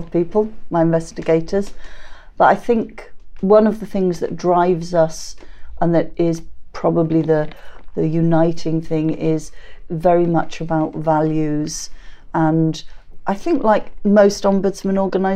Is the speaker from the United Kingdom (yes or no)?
yes; England, United Kingdom; moved away as an adult; now in Scotland, United Kingdom; I've never, not to my face anyway, ever had an issue with being English